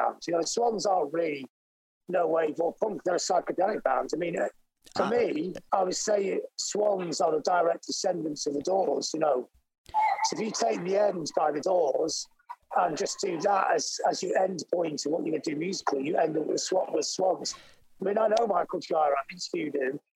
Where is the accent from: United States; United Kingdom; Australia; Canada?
United Kingdom; Blackpool, North West England; we were growing up in Blackpool in England, which is a seaside town